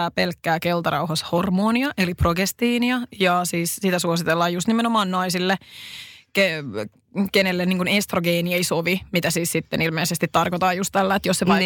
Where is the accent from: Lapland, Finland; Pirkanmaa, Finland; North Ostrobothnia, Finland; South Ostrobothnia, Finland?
South Ostrobothnia, Finland; now in Helsinki, Finland; Mä oon kotoisin Etelä-Pohjanmaalta, mikä selittää tosi paljon